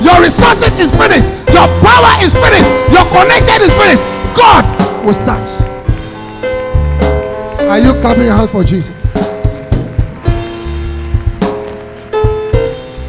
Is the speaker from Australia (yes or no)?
no; Ghana; moved away as an adult; also born or lived in Russia; go back to Ghana